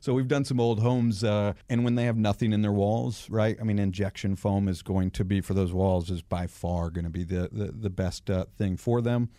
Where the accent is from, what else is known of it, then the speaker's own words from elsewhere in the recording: Atlanta, Georgia, United States; also born or lived in Michigan; I've been here uh, since I was nine